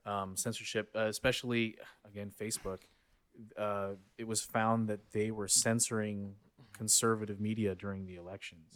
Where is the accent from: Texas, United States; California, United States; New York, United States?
Texas, United States; Houston; I grew up in the Filipino community and we had a, we had a devotion to the Santo Niño.